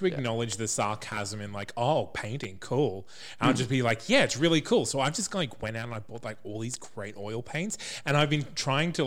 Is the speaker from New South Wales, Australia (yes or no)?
no; near Woodgate, Queensland, Australia; a place near where I grew up called Woodgate